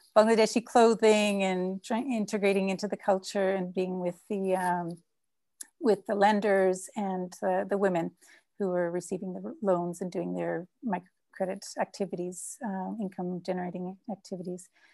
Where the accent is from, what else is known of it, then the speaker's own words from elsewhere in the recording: Canada; now in São Paulo, Brazil; I'm Canadian, but with, um, Dutch parents who immigrated to Canada